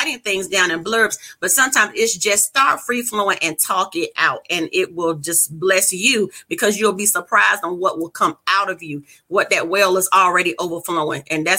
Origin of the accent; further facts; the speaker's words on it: North Carolina, United States; I'm a country girl. I'm not trying to hear my New York accent. Originally from North Carolina.